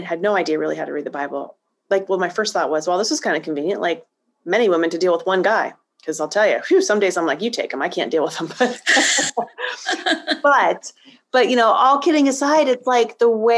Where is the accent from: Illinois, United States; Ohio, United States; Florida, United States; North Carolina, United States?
Ohio, United States; Northeast; moved away; I grew up in a really small village in Northeast Ohio